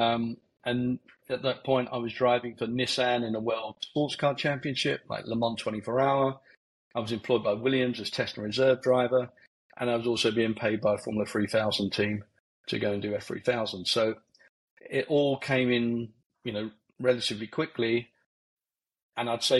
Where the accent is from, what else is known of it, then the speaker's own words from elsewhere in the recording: Barnet, London, United Kingdom; also born or lived in Letchworth Garden City, Hertfordshire; I come from Barnet, North London, Hertfordshire border. Come down the A1 corridor. First family home was actually a static home, mobile home, and then went then to a council estate in Letchworth Garden City.